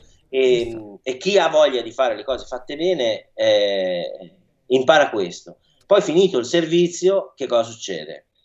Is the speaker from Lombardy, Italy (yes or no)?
yes; Milan, Lombardy, Italy; io sono nato, cresciuto, e vissuto qua a Milano